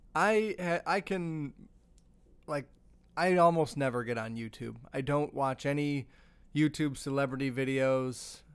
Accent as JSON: {"language": "English", "region": "Michigan", "country": "United States", "tie": "born or raised there", "said": "forty-five minutes away from where I grew up in Michigan"}